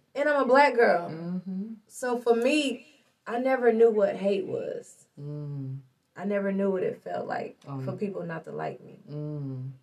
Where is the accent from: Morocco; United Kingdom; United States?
United States; Lincoln; I grew up in Lincoln